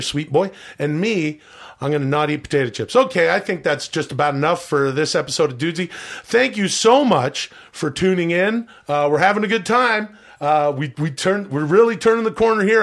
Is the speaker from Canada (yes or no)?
yes; Canada; I am from Canada